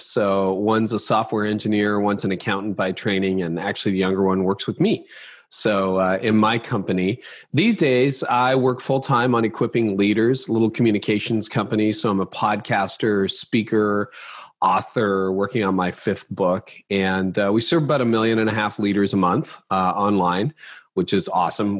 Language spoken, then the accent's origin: English; Canada; I'm Canadian